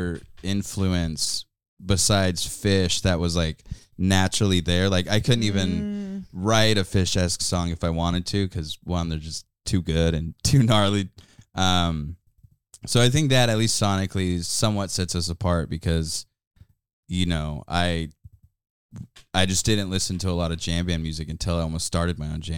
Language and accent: English; Austin, Texas, United States; now in Eugene, United States; I grew up in Austin, Texas